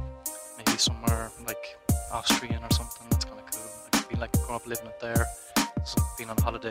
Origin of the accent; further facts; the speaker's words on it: Ireland; I feel pretty lucky being Irish